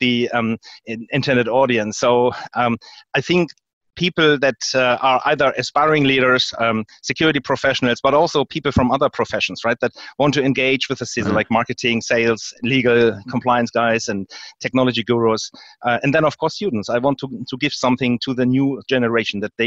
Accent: Germany; moved away as an adult; also born or lived in United States; now in Houston, United States; I was born here, but I grew up in Europe and Germany

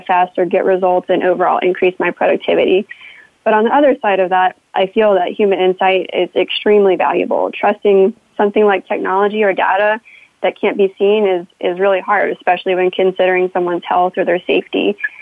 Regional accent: Space Coast, Florida, United States; moved away; I'm from the Space Coast where I could usually view all the launches from my bedroom window

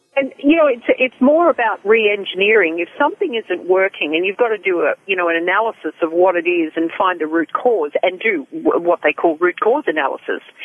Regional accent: Australia; moved away; I'm an Australian

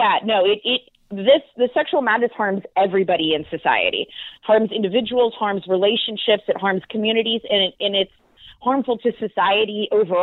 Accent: outside Philadelphia, a small town in Pennsylvania, United States; I was raised a good girl in a small town in Pennsylvania, outside Philadelphia

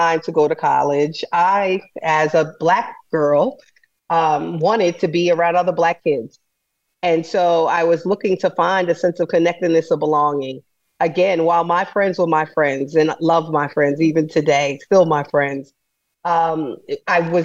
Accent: Manorville, New York, United States; moved away as an adult; now in Miami, United States; I grew up in Manorville, New York. It's a suburb in Long Island

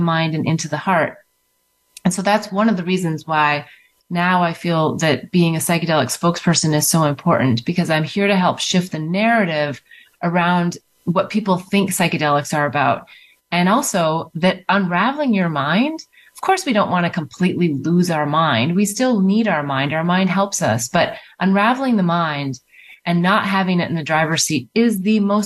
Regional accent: North Dakota, United States; growing up in the Midwest of America, in North Dakota

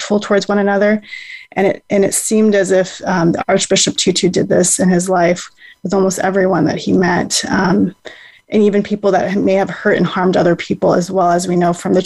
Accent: United States; I had been born and raised in the United States.

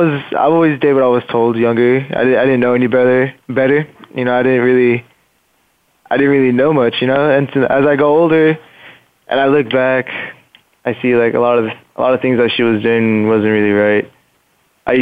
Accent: Fullerton, California, United States; born there; Okay. Well, I was born in Fullerton.

